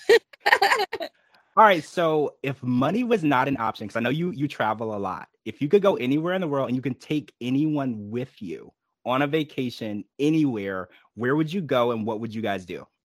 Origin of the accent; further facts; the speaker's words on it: Louisiana, United States; I actually also grew up in the country. I'm from Louisiana, so I grew up in the church